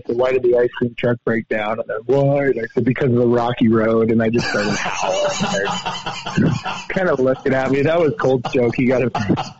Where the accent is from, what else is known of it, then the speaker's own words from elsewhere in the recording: Idaho, United States; now in Helena, United States; growing up in Idaho